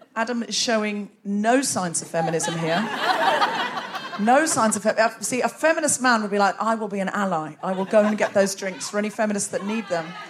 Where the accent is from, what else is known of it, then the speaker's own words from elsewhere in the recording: Australia; moved away as an adult; now in United Kingdom; I'm originally Australian.